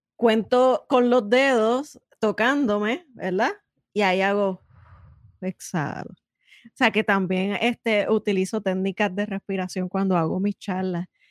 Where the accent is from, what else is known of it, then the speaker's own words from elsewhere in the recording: Puerto Rico; nosotras somos boricua